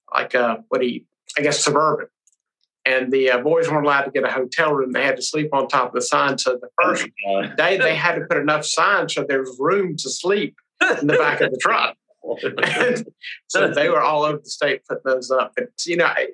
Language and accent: English; Pendleton, South Carolina, United States; also born or lived in Albany, Georgia; though I was born in Albany, Georgia, they moved back to South Carolina pretty quickly thereafter. And I grew up in Anderson County and in Pendleton, South Carolina, and went all the way, through school there.